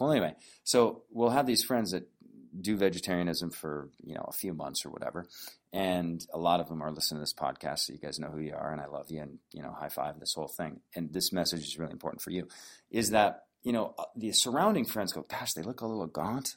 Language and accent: English; North Dakota, United States; when I grew up in North Dakota